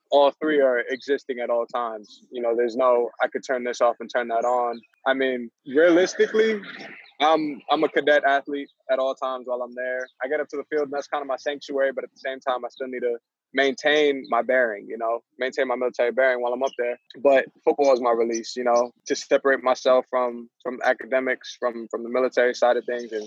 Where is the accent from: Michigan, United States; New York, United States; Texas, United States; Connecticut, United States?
New York, United States; Port Jefferson; I grew up in Port Jeff, but on the border of Selden